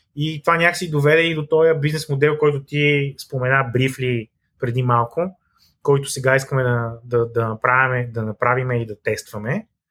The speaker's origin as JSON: {"language": "Bulgarian", "country": "Bulgaria", "also_born_or_lived": "Sofia", "said": "като българи"}